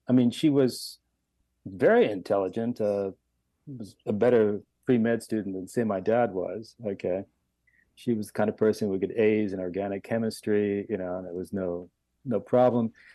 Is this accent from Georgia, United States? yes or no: no; Miami, Florida, United States; moved away; I was born and raised in Miami